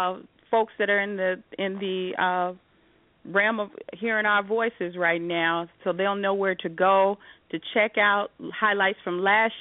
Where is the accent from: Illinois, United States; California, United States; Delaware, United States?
Illinois, United States; Chicago; now in Las Vegas, United States; I'm from Chicago, but I live here in the desert now. I live here in Las Vegas